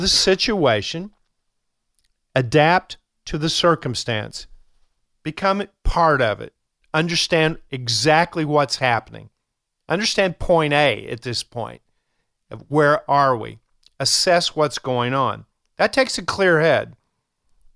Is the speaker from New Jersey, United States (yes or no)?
no; Kentucky, United States; I'm from Kentucky